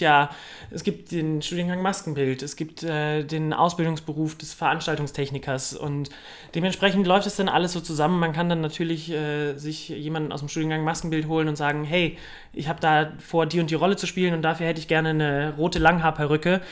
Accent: Cologne, North Rhine-Westphalia, Germany; moved away as an adult; also born or lived in Munich; Aufgewachsen bin ich im wunderschönen Kölle am Ring.

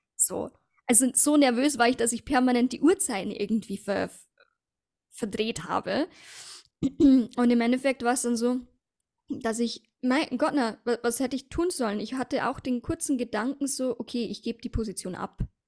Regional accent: Passau, Bavaria, Germany; habe ich aber meinen Mann kennengelernt in Passau, in meiner Heimatstadt

